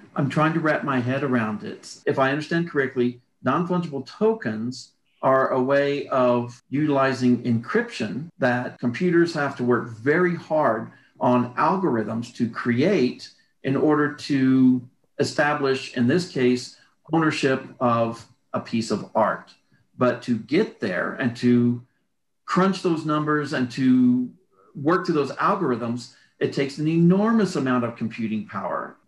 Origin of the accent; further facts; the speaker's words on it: Texas, United States; accent: Texas; now in Tucson, United States; I really let my Texas accent come back.